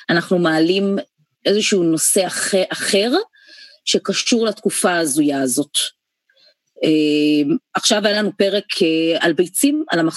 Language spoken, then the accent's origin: Hebrew; Haifa, Haifa District, Israel; לים, לטיילת, לבת גלים, שכונה שגדלתי בה.